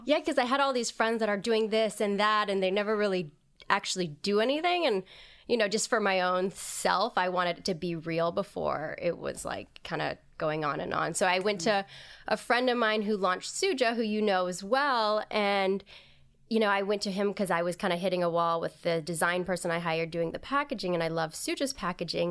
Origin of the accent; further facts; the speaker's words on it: Hawaii, United States; moved away; also born or lived in New York; I grew up in Hawaii